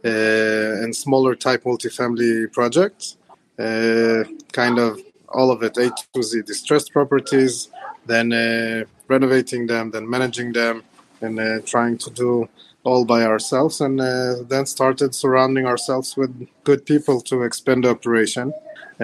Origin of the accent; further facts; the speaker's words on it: Israel; moved away as an adult; also born or lived in Ukraine; now in United States; I was born in Ukraine, and I moved to Israel when I was 6 years old in 1995. And I then relocated to the States at the beginning of 2018